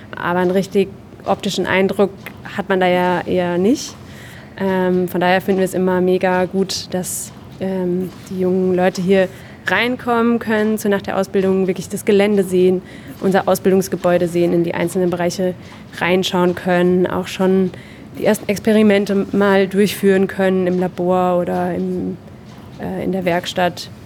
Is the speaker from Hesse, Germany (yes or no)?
yes; Groß-Bieberau, Hesse, Germany; now in Darmstadt, Germany; ich komme ursprünglich aus Großbiberau, ist ein relativ kleiner Ort hier äh, in der Gegend